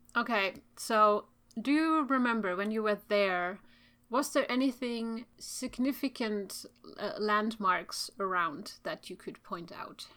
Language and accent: English; Turku, Southwest Finland, Finland; Which is my hometown